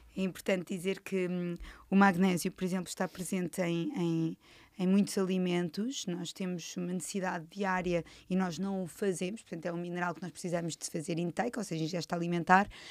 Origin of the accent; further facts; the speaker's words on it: Cascais, Lisbon, Portugal; Natural da minha terra, Cascais